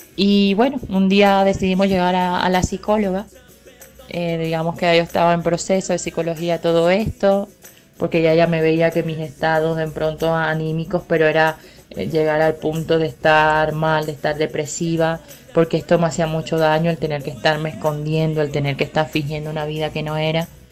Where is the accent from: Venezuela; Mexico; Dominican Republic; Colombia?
Colombia; Caribbean Region; moved away; Nací en pueblo en el Caribe colombiano, en el año 1991